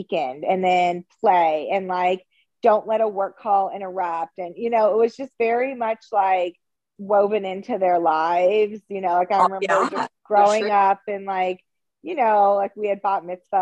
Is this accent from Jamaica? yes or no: no; Houston, Texas, United States; also born or lived in Los Angeles; now in Austin, United States; I'm originally from Houston